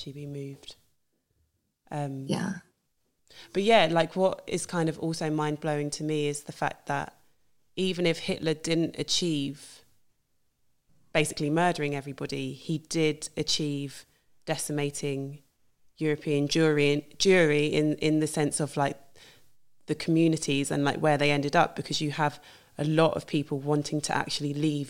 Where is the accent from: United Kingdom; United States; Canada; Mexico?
United Kingdom; coming from the UK